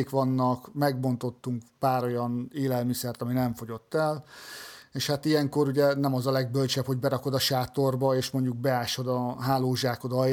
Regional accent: Hungary; igen vacsoránál hallották, hogy magyarok vagyunk, elkezdtünk beszélgetni

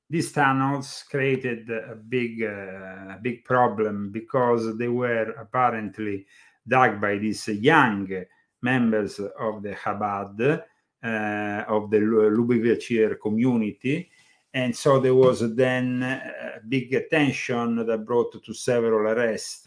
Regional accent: Italy; English is a second language; moved away as an adult; now in United States; I come from Italy

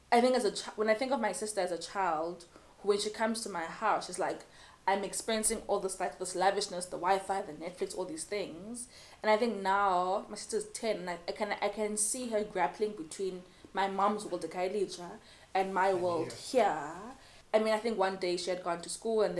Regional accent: Cape Town, Western Cape, South Africa; I grew up in Ekhuguletho, I speak as Xhosa, I'm a child of these streets

